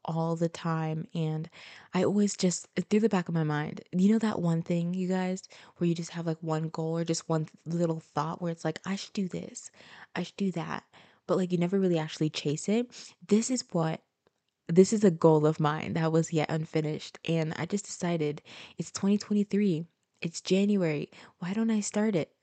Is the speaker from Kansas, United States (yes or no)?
no; Florida, United States; also born or lived in Haiti (ancestry); now in Tampa, United States; Although I was born and raised in America, Florida